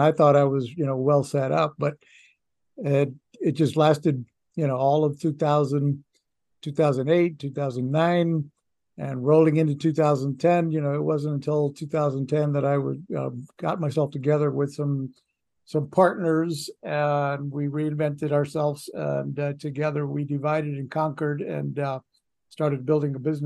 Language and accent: English; Orlando, Florida, United States; moved away as an adult; also born or lived in Miami; I wasn't willing to start at the bottom in my hometown